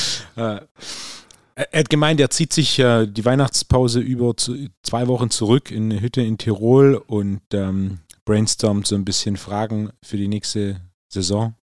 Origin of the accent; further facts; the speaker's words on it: Swabia, Germany; als richtiger Schwabe